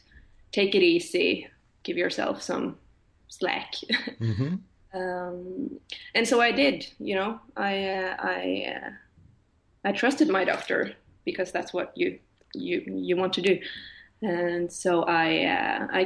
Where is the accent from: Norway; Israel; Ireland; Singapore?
Norway; moved away as an adult; now in Stockholm, Sweden; I'm from Norway, but I live in Sweden, Stockholm at the moment